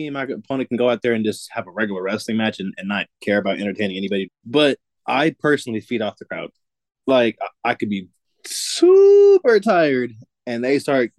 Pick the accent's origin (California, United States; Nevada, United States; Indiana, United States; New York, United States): Nevada, United States; Las Vegas; I'm born and raised in Vegas.